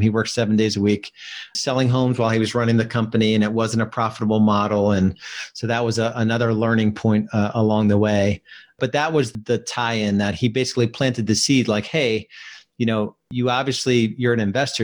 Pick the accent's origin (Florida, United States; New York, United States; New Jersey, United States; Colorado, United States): New Jersey, United States; moved away as an adult; now in Charlotte, United States; I live in Charlotte, North Carolina now. When I was 28, I moved from New Jersey.